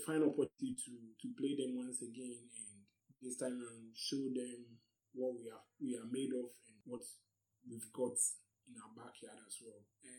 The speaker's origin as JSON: {"language": "English", "country": "Ghana", "said": "since I'm Ghanaian"}